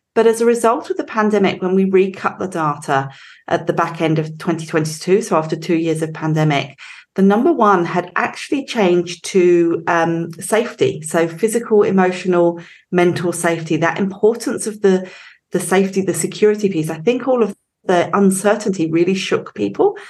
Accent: England, United Kingdom; moved away as an adult; now in Australia; So I grew up in England, as you can probably tell. Um, I've been here for over 20 years, but um, can't shake the accent.

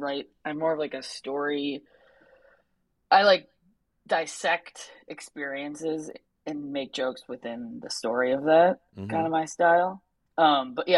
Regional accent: Cleveland, Ohio, United States; also born or lived in Chicago; I grew up mostly on the west side of Cleveland

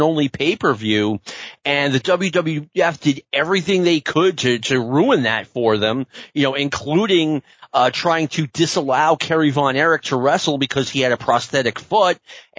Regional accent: New York City, New York, United States; It reminds me of growing up in Queens.

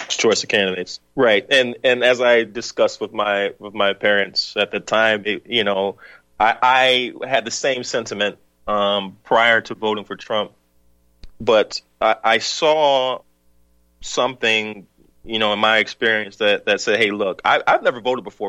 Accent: the South, United States; moved away; also born or lived in the North; I'm from the South. Was born in the South.

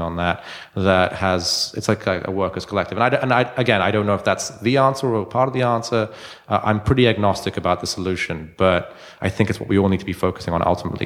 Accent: London, United Kingdom; now in Baltimore, United States; I'm from London originally.

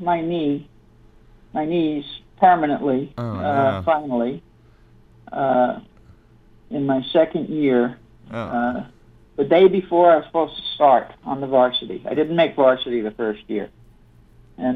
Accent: Long Island, New York, United States; moved away as an adult; also born or lived in Southern California; now in Las Vegas, United States; I grew up on Long Island

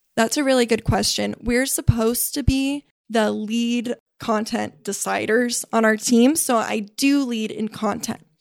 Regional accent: Burlingame, California, United States; I was raised in Burlingame, which is only about thirty minutes south of here

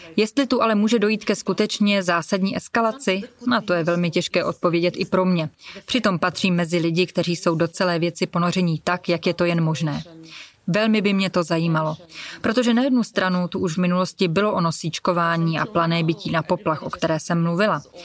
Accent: Donetsk, Donetsk Oblast, Ukraine; moved away; Doněck, já tu mluvím hlavně o něm, protože to je město, odkud pocházím

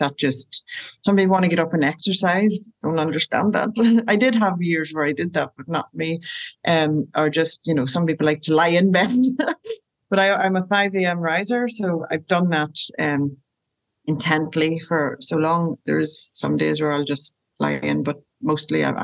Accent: Ireland; moved away as an adult; now in Rockingham, Australia; I'm from Ireland and I live in Australia and have done for 14 years

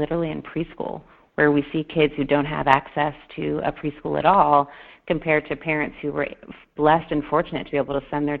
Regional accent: Detroit, Michigan, United States; I grew up in Detroit, Michigan

